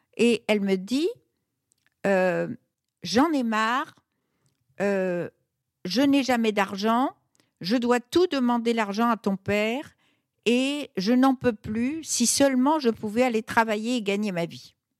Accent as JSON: {"language": "French", "town": "Fez", "region": "Fès-Meknès", "country": "Morocco", "tie": "born or raised there", "moved": "yes", "lives_now": "Paris, France", "said": "je suis née au Maroc en 1943, qui était un monde totalement féodal, et plus précisément la ville où j'étais, la ville de Fès"}